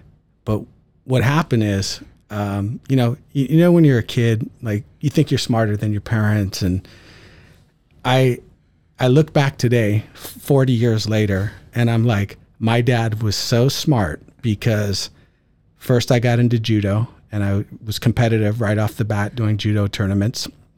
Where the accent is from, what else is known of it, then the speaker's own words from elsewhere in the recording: California, United States; So I grew up in the San Francisco Bay Area